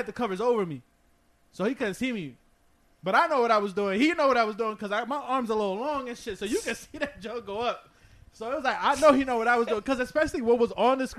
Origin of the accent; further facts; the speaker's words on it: New Jersey, United States; I'm from Jersey, like, I grew up in Jersey